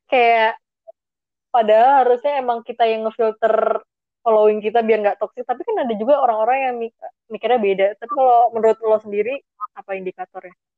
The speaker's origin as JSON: {"language": "Indonesian", "town": "South Tangerang", "region": "Banten", "country": "Indonesia", "said": "Walaupun sebenarnya kita anak Tangsel ya"}